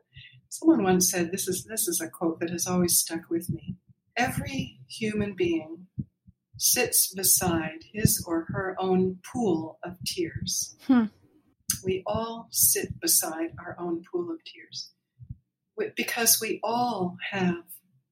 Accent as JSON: {"language": "English", "region": "Pennsylvania", "country": "United States", "tie": "born or raised there", "said": "in the years we were growing up near Philadelphia, a suburb of Philadelphia."}